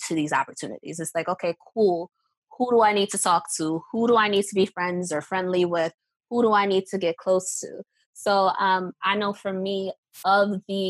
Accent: New York City, New York, United States; also born or lived in Baltimore; I'm from New York, so I grew up listening to Hot 97.

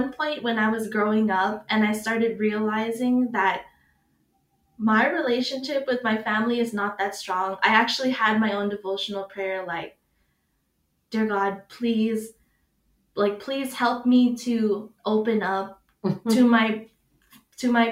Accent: United States; me growing up in America

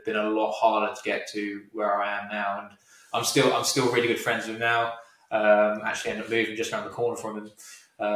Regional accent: United Kingdom

